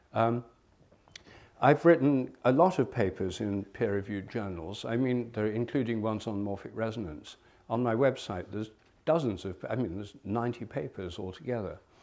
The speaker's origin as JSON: {"language": "English", "region": "England", "country": "United Kingdom", "tie": "born or raised there", "also_born_or_lived": "India", "said": "I'm English. I was born in England"}